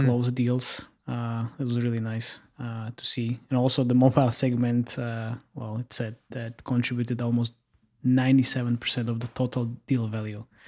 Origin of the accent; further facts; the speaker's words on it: Slovakia; I'm based in Slovakia and I'm from Slovakia